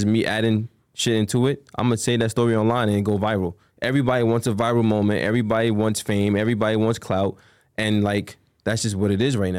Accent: Queens, New York, United States; Well, he's from Long Island. I'm from Queens. I don't be in Long Island.

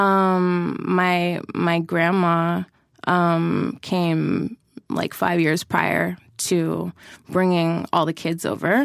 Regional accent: Toronto, Ontario, Canada; I'm born and raised in Toronto

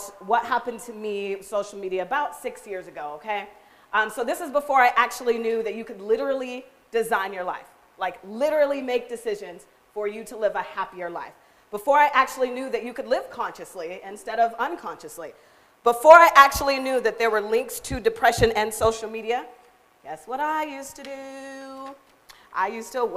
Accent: Seattle, Washington, United States; moved away as an adult; now in Tri-Cities, United States; I was born here, but I grew up in Seattle

